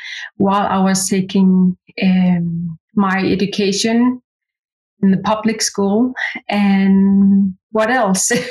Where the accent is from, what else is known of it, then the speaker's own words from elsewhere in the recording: Qaqortoq, Greenland; first language Greenlandic; English is a second language; now in Nuuk, Greenland; I was born and raised in South Greenland, a little city called Qaqortoq.